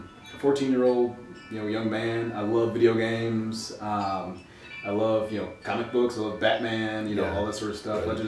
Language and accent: English; Milwaukee, Wisconsin, United States; I was born and raised here. We moved around a lot